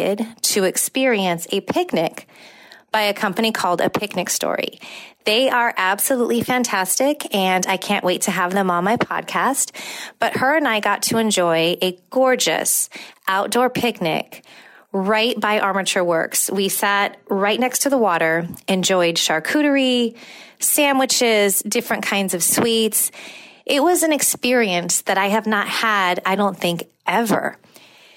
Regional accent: San Francisco Bay Area, California, United States; now in Tampa, United States; I'm not from Pittsburgh. I'm from, you know, the San Francisco Bay Area

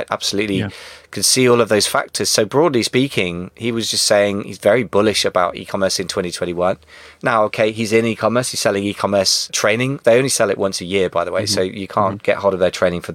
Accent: United Kingdom; as a Brit

